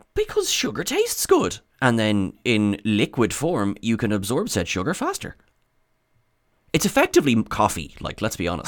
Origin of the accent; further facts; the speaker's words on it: Ireland; I am said Irishman